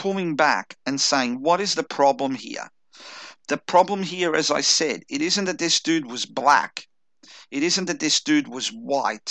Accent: Chelsea, Victoria, Australia; I grew up in Chelsea, which is like a fucking Irish neighborhood

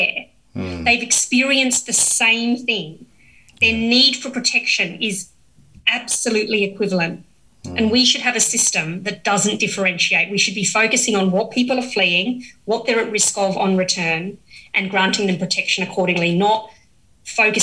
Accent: Australia; as an Australian

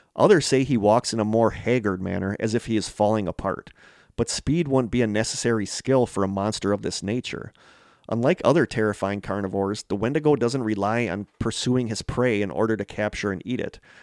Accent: Manitowoc, Wisconsin, United States; the town of Manitowoc, Wisconsin, my hometown

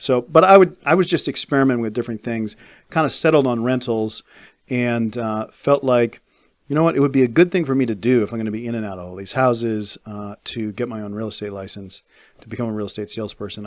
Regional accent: Fairfax, Virginia, United States; moved away as an adult; I grew up in Fairfax

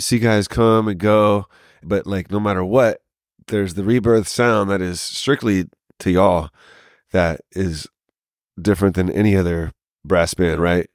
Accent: Lafayette, Louisiana, United States; moved away; also born or lived in South Carolina; I grew up mostly in Lafayette

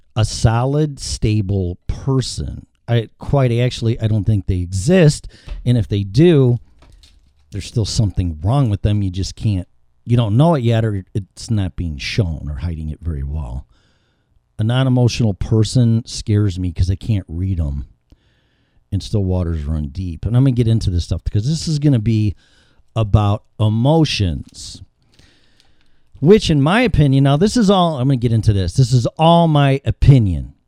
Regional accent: Chicago, Illinois, United States; Fifty-three years in Chicago

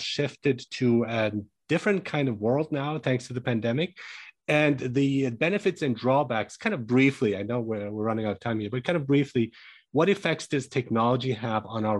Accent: Germany; moved away; So I grew up in Germany

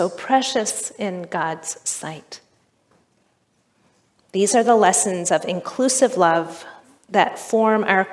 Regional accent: Richmond, Kentucky, United States; moved away; also born or lived in Chicago; The church where I grew up in Richmond, Kentucky

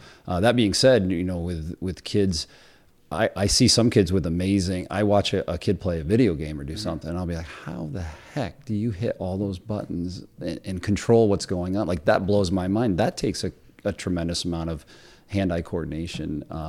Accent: Cliff Haven, United States; I grew up in Cliff Haven, even though I went to the city school district, my dad was a longtime coach.

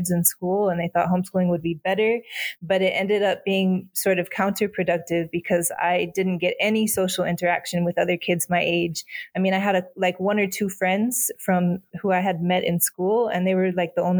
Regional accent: Fenton, Michigan, United States; I was born in Fenton, Michigan, which is like a suburb of Flint, Michigan.

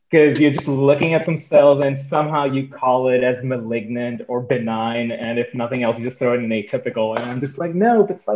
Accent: India; also born or lived in Michigan / California / New York; now in Boston, United States; I grew up in India for a while, and then I was in Michigan for a while. Then I went to California.

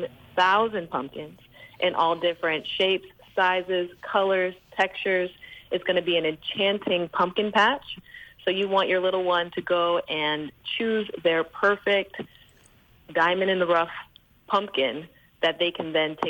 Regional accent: United States; moved away as an adult; also born or lived in Virgin Islands; now in U.S. Virgin Islands; I grew up in the States and I have young children

